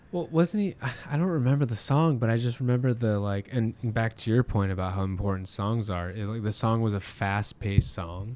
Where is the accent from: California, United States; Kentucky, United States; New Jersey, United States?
California, United States; Orange County; now in Long Beach, United States; I grew up in Orange County